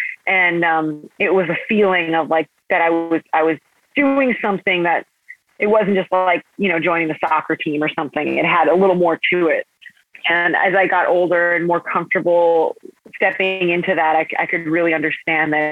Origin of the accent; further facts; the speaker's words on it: Parma, Ohio, United States; I grew up in Parma, Ohio